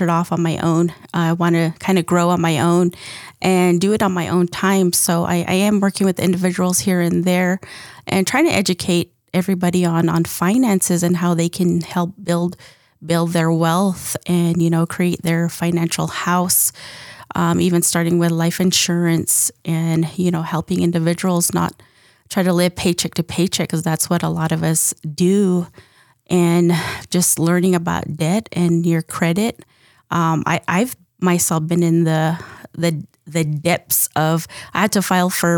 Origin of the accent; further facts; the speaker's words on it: Moenkopi, Arizona, United States; I'm from Mongkopi